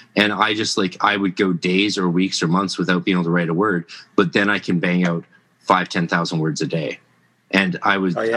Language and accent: English; Canada; I'm Canadian